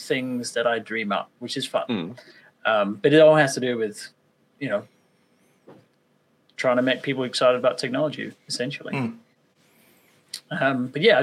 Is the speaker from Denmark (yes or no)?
yes; Denmark; also born or lived in Victoria, Australia; now in Australia; I am based in Australia, but I'm originally from Denmark. So I moved here about 20 years ago.